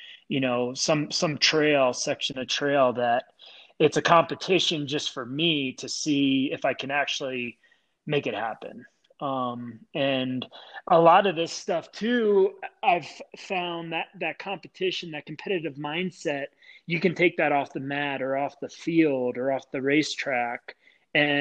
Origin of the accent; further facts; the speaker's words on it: Clarks Summit, Pennsylvania, United States; being around in the pit with the football field and Clark Summit. I mean, that was our world, and it was awesome